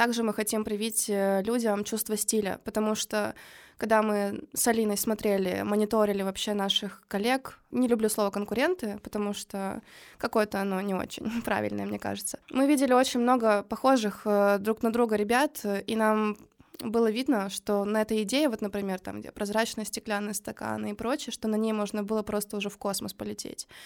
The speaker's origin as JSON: {"language": "Russian", "town": "Kirov", "region": "Kirov Oblast", "country": "Russia", "moved": "yes", "lives_now": "Saint Petersburg, Russia", "said": "Ну вот я тоже из Кирова"}